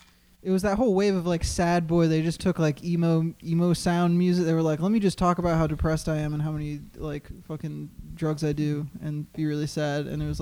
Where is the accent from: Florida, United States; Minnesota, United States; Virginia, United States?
Florida, United States; Broward; All those boys are from Broward. All the … died in my hometown, like probably 5 minutes where I live.